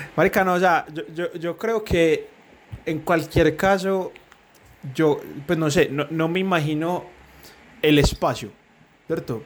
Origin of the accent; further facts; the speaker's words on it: Medellín, Antioquia, Colombia; Medellín, que somos de Medellín